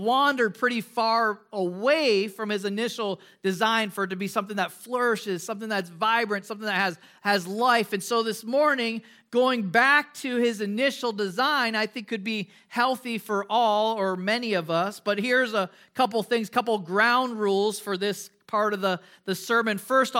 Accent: Midwest, United States; One of the things that I enjoyed growing up in the Midwest, we had a lot of ponds and lakes.

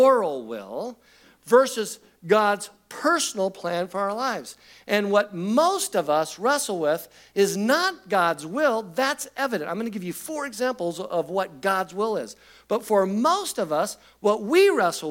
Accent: Covina, California, United States; I'm graduating from Covina High School

